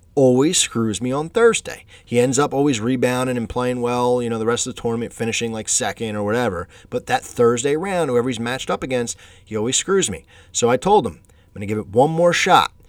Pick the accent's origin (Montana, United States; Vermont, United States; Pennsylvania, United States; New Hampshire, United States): Pennsylvania, United States; Philadelphia; my hometown team, man, the Phillies